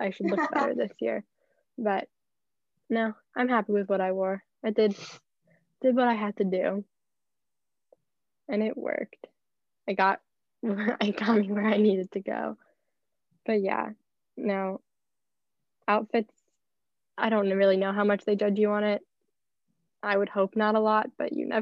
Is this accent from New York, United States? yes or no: no; NoVA, Virginia, United States; I'm from Nova.